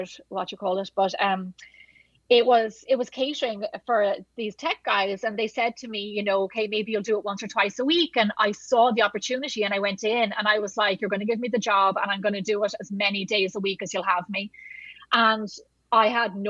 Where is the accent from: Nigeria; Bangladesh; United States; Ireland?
Ireland; moved away; I'm Irish